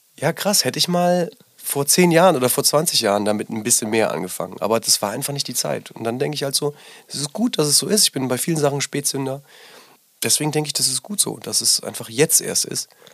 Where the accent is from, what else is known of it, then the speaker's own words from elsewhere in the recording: Rhineland-Palatinate, Germany; now in Berlin, Germany; ich bin in der Pfalz groß geworden